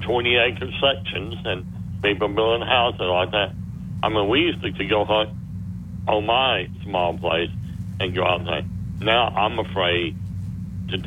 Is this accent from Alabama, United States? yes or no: yes; Tuscaloosa, Alabama, United States; I grew up here in Tuscaloosa